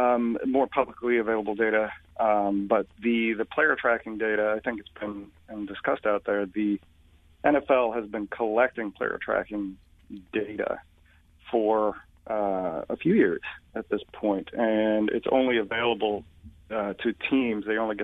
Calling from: Connecticut, United States; I am in Connecticut, near my old ESPN stomping grounds.

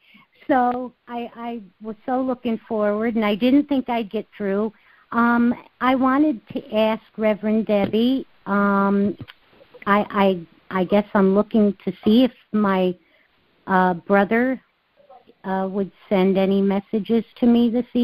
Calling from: Albany, New York, United States; Hi, Mr. Mack. … from Albany, New York.

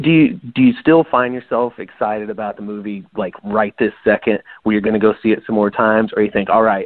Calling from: St. Louis, Missouri, United States; Hey guys, it's … from St. Louis, Missouri. How's it going?

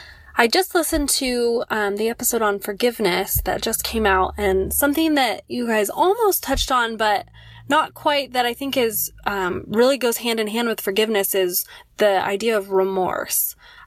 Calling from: Loma Linda, California, United States; Hi, Vanessa and Casper. … I'm from Loma Linda, California.

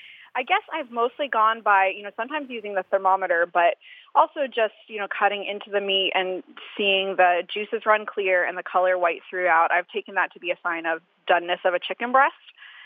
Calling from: Maryland, United States; I'm calling from Maryland.

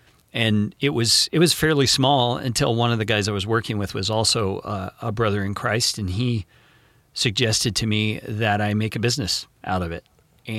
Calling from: Tucson, Arizona, United States; I currently don't have a home. I own an RV and we travel in our RV. And so we are calling from Tucson today, Tucson, Arizona.

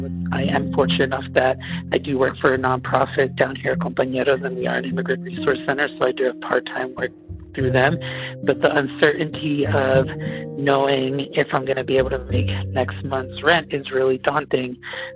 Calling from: Durango, Colorado, United States; I'm calling from Durango, Colorado. Out here in the Southwest

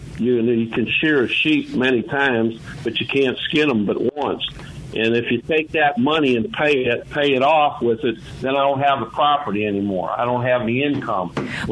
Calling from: Memphis, Tennessee, United States; I'm calling from Memphis.

